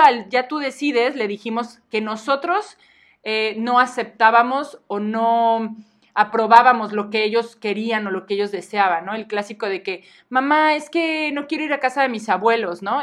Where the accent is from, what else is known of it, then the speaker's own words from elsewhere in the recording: Mexico; nuestra cultura como mexicanos